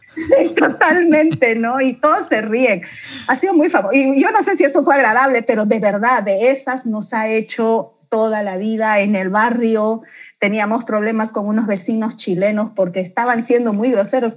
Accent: Santa Cruz de la Sierra, Santa Cruz, Bolivia; also born or lived in Beni / La Paz; nací en el Beni, mi primera infancia la pasé en La Paz, mi acento nunca lo perdí y luego vine a terminar de criarme y a vivir y a construir mi vida en Santa Cruz.

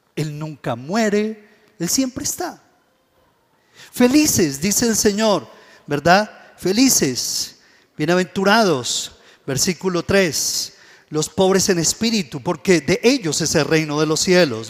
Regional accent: Colombia; nosotros, como colombianos

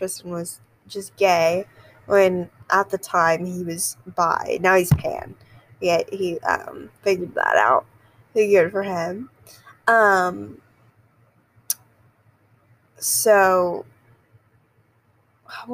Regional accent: the South, United States; I am from the South

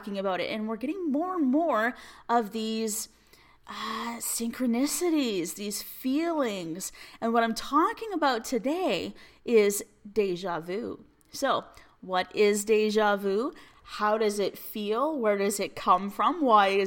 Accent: Alberta, Canada; I'm from Alberta, Canada.

